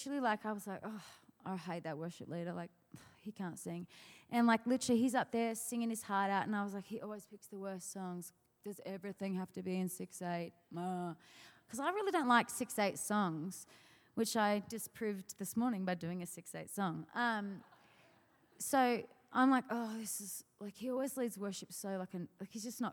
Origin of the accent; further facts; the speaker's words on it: Australia; moved away; I'm from Australia